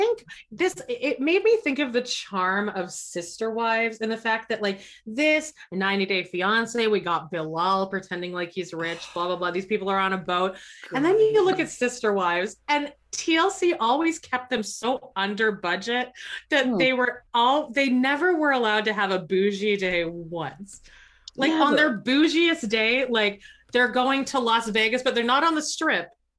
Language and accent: English; Canada; I'm Canadian, Jody.